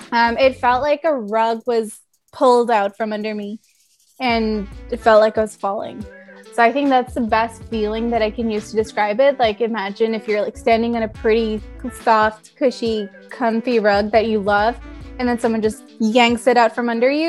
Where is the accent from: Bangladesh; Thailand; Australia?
Thailand; also born or lived in United States; now in Canada; mainly because I'm Indian, raised in Thailand studied in the US and worked in the States, and now I live in Canada.